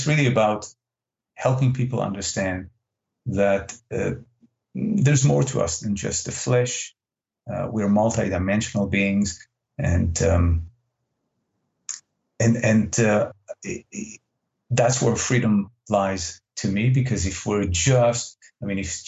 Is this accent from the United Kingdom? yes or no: no; Israel; English is a second language; moved away; English is not my first language. I'm originally from Israel